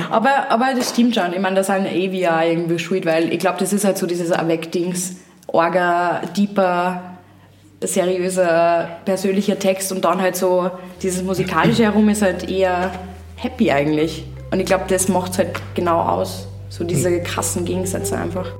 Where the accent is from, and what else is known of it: Upper Austria, Austria